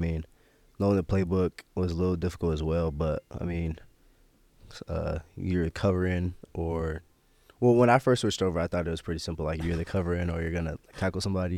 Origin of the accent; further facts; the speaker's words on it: Omaha, Nebraska, United States; my parents raised me there. Like you said, I lived there my whole life